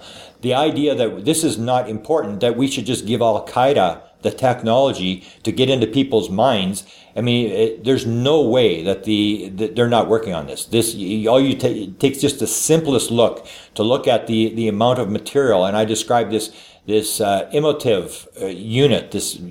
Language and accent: English; Canada; I am a Canadian.